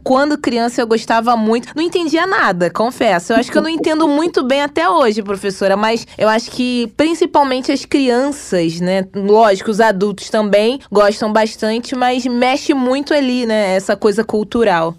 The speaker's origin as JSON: {"language": "Portuguese", "region": "Rio de Janeiro", "country": "Brazil", "said": "Dizem que aqui no Rio a gente não tem sotaque, que todo o Brasil tem. Aqui a gente fala puxando esse X, esse S."}